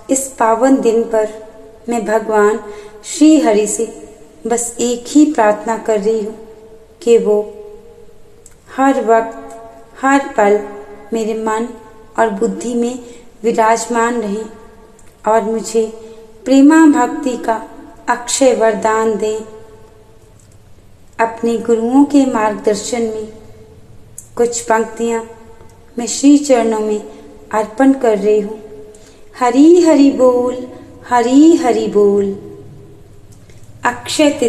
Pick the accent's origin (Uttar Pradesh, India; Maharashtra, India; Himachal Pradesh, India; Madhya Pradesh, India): Himachal Pradesh, India; Palampur; मैं पालनपुर हिमाचल प्रदेश की रहने वाली हूँ